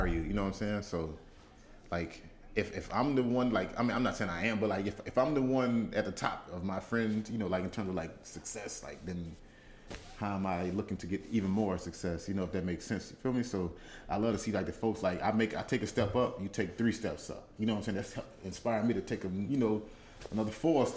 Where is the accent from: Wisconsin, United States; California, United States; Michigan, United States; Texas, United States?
Texas, United States; Dallas; moved away as an adult; now in New York City, United States; I'm still a Dallas boy